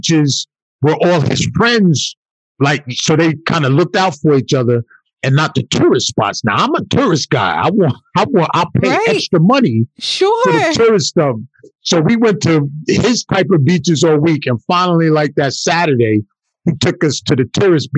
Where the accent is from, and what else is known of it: New York, United States; born or raised there